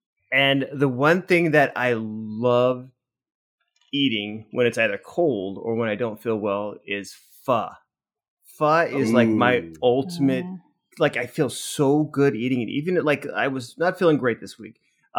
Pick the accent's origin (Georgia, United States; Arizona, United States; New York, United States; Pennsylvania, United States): Arizona, United States; Phoenix; moved away; I grew up in Phoenix